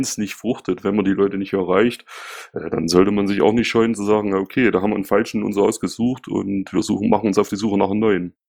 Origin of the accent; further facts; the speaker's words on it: Saxony, Germany; now in Ismaning, Germany; bin ein waschechter Ossi und neige zum Nuscheln